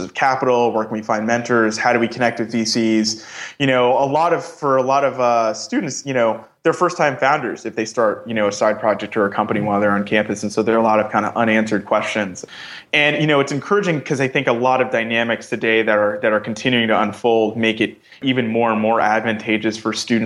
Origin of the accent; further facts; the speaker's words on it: New York, United States; I'm originally from New York